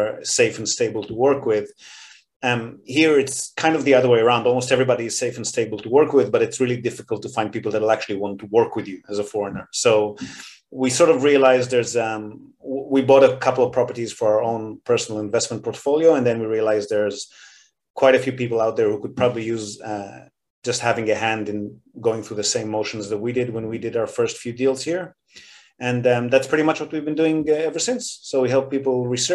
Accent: Israel; moved away as an adult; also born or lived in Australia; now in Japan; So I'm born and bred in Israel and moved to Australia

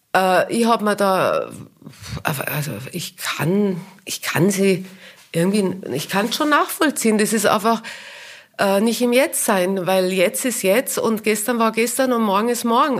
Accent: Kitzbühel, Tyrol, Austria; accent: Tyrolean dialect; moved away as an adult; also born or lived in Vienna / New York / Munich; ich komme ja aus Kitzbühel und das ist alles so eng

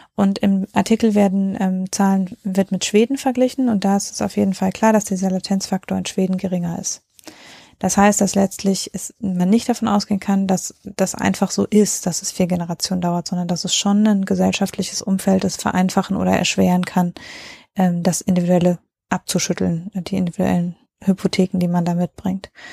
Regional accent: North Rhine-Westphalia, Germany; ich komme ja auch aus NRW

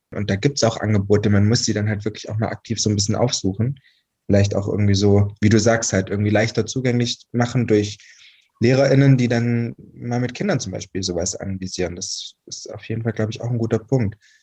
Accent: Albstadt, Baden-Württemberg, Germany; moved away; also born or lived in Saarland; da, wo ich geboren bin und aufgewachsen bin. Und das ist eine Albstadt im, in Baden-Württemberg auf der Schwäbischen Alb

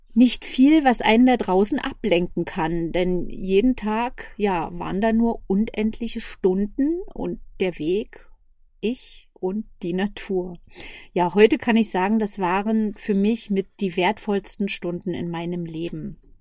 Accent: Berlin, Germany; Ich komme aus Berlin, bin 47 Jahre jung

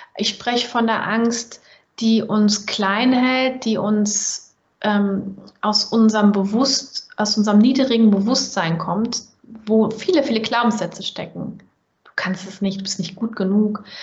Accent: Germany; accent: German; ich als Deutsche mit deutschem Akzent

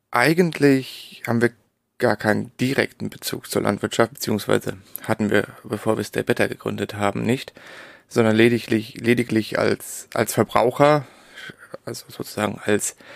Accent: Darmstadt, Hesse, Germany; also born or lived in Berlin; also ich bin geboren, bin ich in Berlin und aufgewachsen im Darmstadt in der Nähe von Frankfurt.

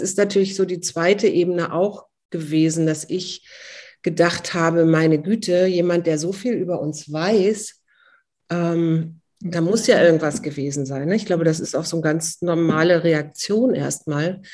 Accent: Hamburg, Germany; now in Berlin, Germany; ich bin eigentlich gebürtige Hamburgerin und zwar mittendrin aus Barmbek

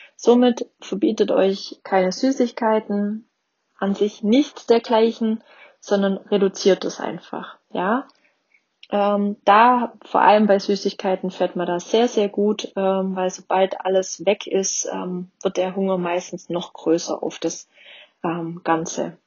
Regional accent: Swabia, Germany; Ich bin auch Schwabe.

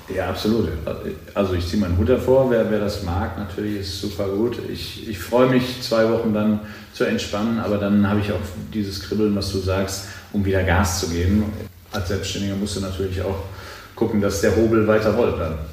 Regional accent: Cologne, North Rhine-Westphalia, Germany; ich komme aus Köln

